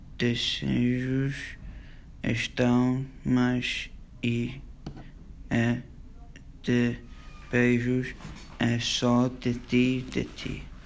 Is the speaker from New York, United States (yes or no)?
yes; New York, United States; tenho 13 anos e sou de Nova York, dos Estados Unidos